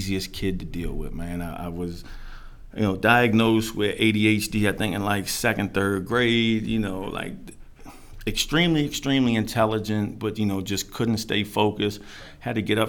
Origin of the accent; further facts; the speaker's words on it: Silver Spring, Maryland, United States; I was born Silver Spring, Maryland, Holy Cross Hospital.